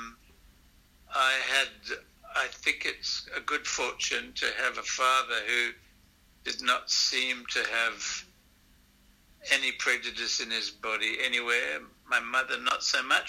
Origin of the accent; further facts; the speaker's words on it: Zimbabwe; moved away as an adult; also born or lived in Manchester / Botswana / South Africa; now in Brisbane, Australia; growing up in Zimbabwe